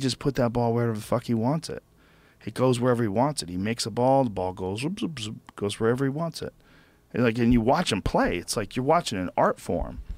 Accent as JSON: {"language": "English", "region": "New Jersey", "country": "United States", "said": "I'm from Jersey"}